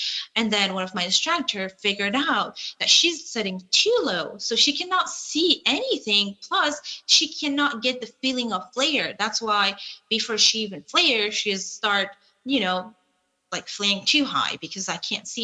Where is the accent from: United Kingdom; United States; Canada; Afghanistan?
Afghanistan; Kabul; moved away; I was flying from Kabul, where that was the place that I was living